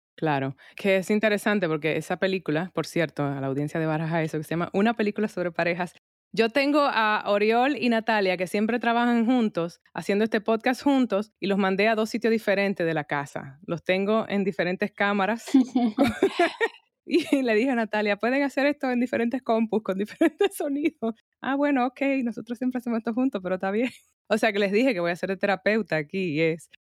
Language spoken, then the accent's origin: Spanish; Santo Domingo, Distrito Nacional, Dominican Republic; moved away; also born or lived in New York; me crié en Santo Domingo, mi familia está allá